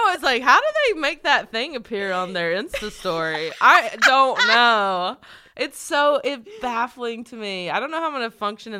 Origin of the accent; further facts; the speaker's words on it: North Carolina, United States; Like, North Carolina.